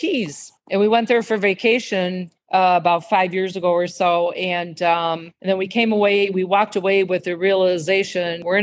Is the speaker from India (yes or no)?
no; near Orland Park, Illinois, United States; moved away as an adult; also born or lived in Chicago, Illinois; now in Cape Coral, United States; right next to Orland Park, in the town that I grew up in after we moved from Chicago